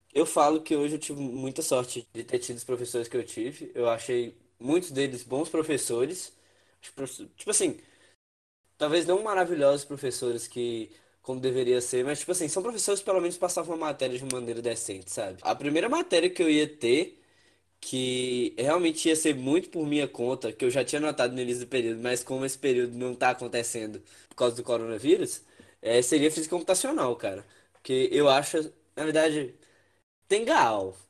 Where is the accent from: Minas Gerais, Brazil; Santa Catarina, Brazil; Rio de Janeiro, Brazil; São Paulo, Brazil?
Minas Gerais, Brazil; Espinosa; moved away as an adult; now in Viçosa, Brazil; eu sou de Espinosa, no norte de Minas